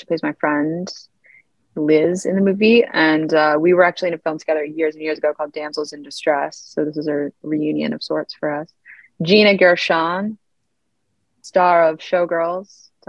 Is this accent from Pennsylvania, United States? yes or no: no; Delaware, United States; where I was born in Delaware, is like 25 minutes outside of Philadelphia, like right on the very, very north Delaware, practically Philly.